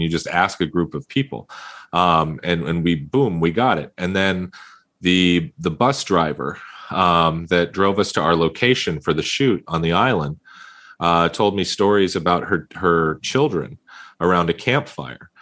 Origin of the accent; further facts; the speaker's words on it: San Diego, California, United States; I'm from San Diego